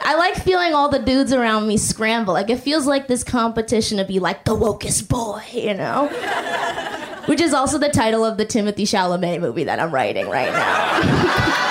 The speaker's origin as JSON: {"language": "English", "town": "Boston", "region": "Massachusetts", "country": "United States", "tie": "born or raised there", "moved": "yes", "lives_now": "New York, United States", "said": "I'm originally from Boston"}